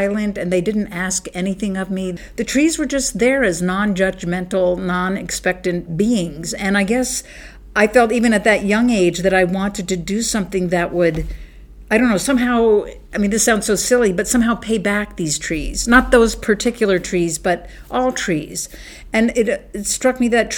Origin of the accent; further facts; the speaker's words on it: Bethesda, Maryland, United States; I grew up in Bethesda, Maryland, which is like a suburb of Washington, D.C.